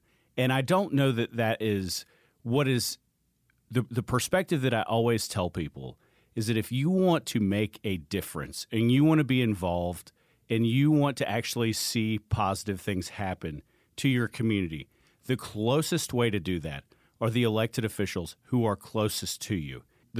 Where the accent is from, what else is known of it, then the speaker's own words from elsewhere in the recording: Gwinnett County, Georgia, United States; I grew up in Gwinnett. It's not far.